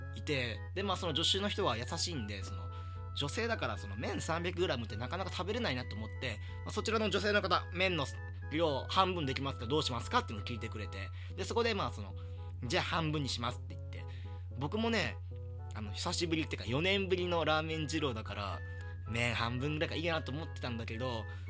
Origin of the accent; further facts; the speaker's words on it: rural Hyogo Prefecture, Japan; moved away as an adult; now in Tokyo, Japan; 兵庫県の田舎から、この、東京にやってきたんだけど、その時の、その、田舎少年の僕